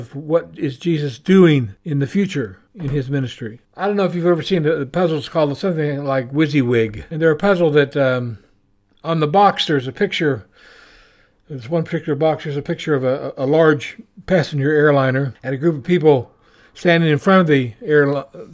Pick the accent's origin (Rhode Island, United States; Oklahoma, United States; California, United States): Oklahoma, United States; moved away as an adult; now in New Zealand; I'm from Oklahoma